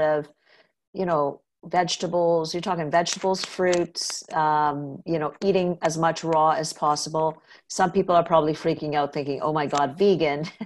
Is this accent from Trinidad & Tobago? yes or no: yes; Trinidad & Tobago; moved away; also born or lived in North America; I grew up in Trinidad where milk was not as big